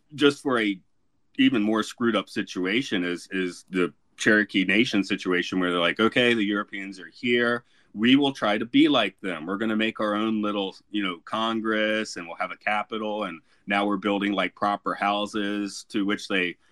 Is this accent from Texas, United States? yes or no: no; Atlanta, Georgia, United States; growing up in Georgia